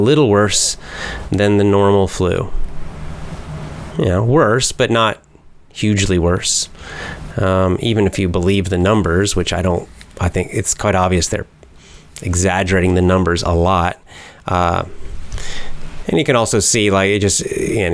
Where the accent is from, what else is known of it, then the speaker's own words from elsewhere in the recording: Georgia, United States; my home state of Georgia